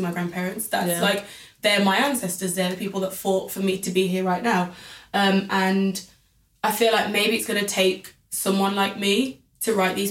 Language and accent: English; United Kingdom; my country because I'm the British citizen here.